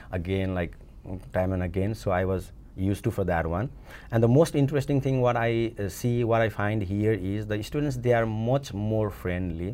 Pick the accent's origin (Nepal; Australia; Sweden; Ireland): Nepal; moved away as an adult; also born or lived in India; now in United States; I'm from Nepal. I came to this country in two thousand fifteen, June